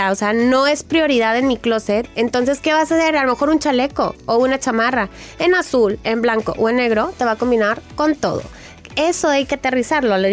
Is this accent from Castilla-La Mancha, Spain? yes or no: no; Jaén, Andalusia, Spain; now in Madrid, Spain; envío este audio desde España, concretamente en Madrid, aunque soy andaluza de Jaén.